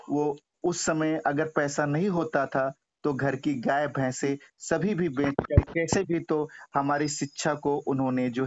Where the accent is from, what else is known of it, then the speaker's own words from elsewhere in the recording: North India, India; first language Hindi; moved away; यहाँ पर आकर चूंकि हम एक उत्तर भारत से बिलोंग्स रखते थे हमारी मातृभाषा भी हिंदी थी अंग्रेजी भी हमको उतना अच्छा नहीं आती